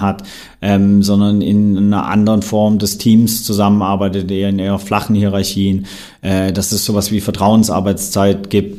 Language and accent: German; Swabia, Germany; ich bin gebürtiger Schwabe, Bildungsbürgertum, sehr, sehr privilegiert aufgewachsen